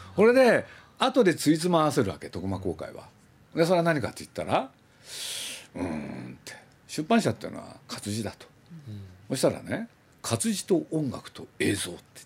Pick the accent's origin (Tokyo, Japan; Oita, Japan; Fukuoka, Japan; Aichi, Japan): Aichi, Japan; Nagoya; moved away; 名古屋の出身